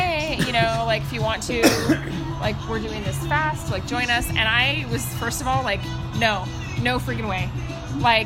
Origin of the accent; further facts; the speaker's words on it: Pacific Northwest, United States; growing up in the Pacific Northwest